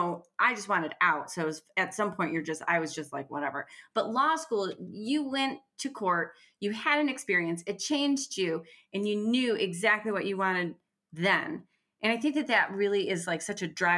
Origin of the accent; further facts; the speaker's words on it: Detroit, Michigan, United States; I'm from Detroit